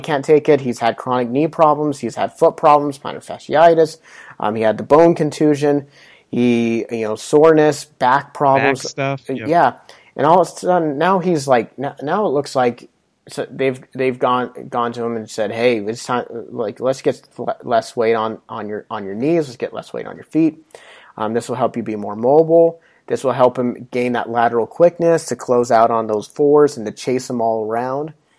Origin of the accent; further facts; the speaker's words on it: Pocatello, Idaho, United States; I'm from Pocatello